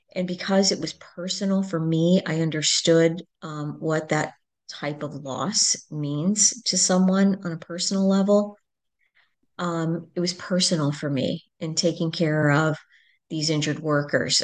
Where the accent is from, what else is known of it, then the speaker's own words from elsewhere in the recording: Fairfax, Virginia, United States; I'm originally from Virginia, uh, just outside the Beltway in Washington, D C, Fairfax